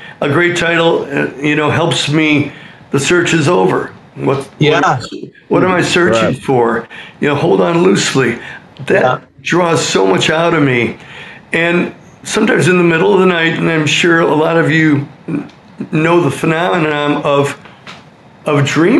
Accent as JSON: {"language": "English", "town": "Berwyn", "region": "Illinois", "country": "United States", "tie": "born or raised there", "said": "I have. Okay. Born and bred in Berwyn, just like all the …."}